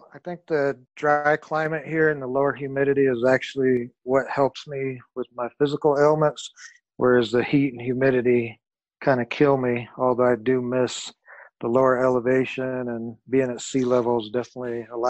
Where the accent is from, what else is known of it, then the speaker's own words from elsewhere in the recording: San Antonio, Texas, United States; also born or lived in Austin; Originally born in Austin, Texas, grew up in San Antonio, and was also a military brat.